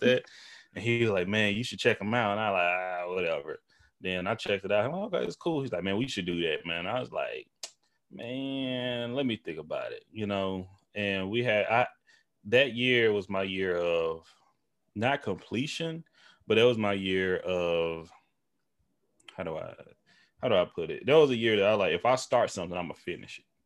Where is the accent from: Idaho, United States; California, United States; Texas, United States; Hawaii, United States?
Texas, United States; Tyler; moved away; we're both from East Texas, him and I. We grew up in our small towns. Well, we from the same town, but, you know, Tyler, Texas